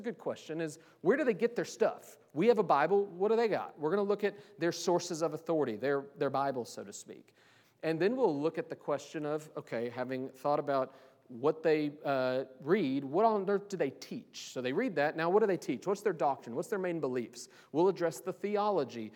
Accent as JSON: {"language": "English", "town": "Kansas City", "region": "Missouri", "country": "United States", "moved": "yes", "said": "I'm from Kansas City many years ago"}